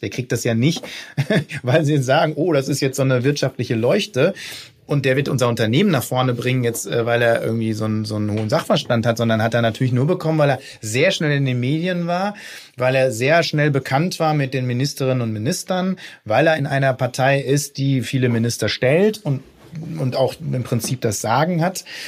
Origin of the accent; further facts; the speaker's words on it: Ruhr area, North Rhine-Westphalia, Germany; ich komme aus dem Pott, ne, aus dem Ruhrgebiet.